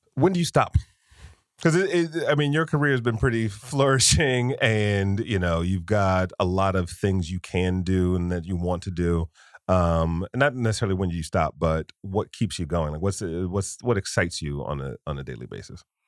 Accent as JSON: {"language": "English", "town": "Detroit", "region": "Michigan", "country": "United States", "tie": "born or raised there", "said": "growing up in Detroit"}